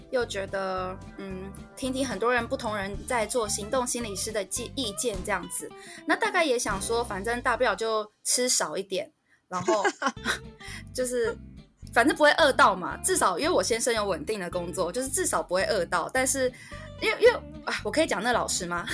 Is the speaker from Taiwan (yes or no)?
yes; Keelung, Taiwan; 我那时候是基隆人，然后我去了士林地方法院